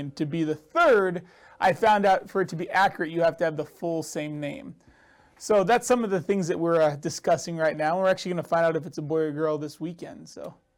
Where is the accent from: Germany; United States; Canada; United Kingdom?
United States; California; also born or lived in Scottsdale, Arizona; now in Boise, United States; I moved to Scottsdale from California, so I'm originally from California.